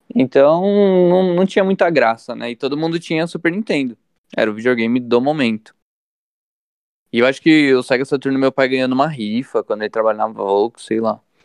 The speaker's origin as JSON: {"language": "Portuguese", "town": "São Bernardo do Campo", "region": "São Paulo", "country": "Brazil", "tie": "born or raised there", "said": "nasci no Ruge Ramos, aqui em São Bernardo do Campo, bairro no qual eu resido hoje."}